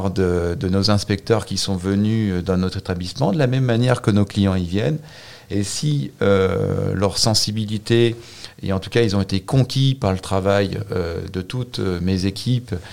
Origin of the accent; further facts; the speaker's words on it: Auvergne-Rhône-Alpes, France; Euh, je suis un vrai Savoyard.